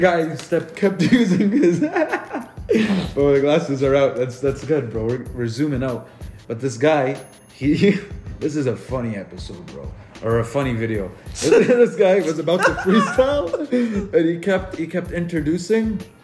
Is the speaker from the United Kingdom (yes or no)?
no; Lebanon; I'm Lebanese